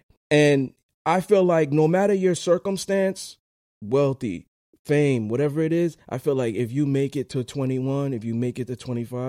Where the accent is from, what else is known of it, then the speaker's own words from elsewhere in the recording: United States; especially as a black man, growing up in America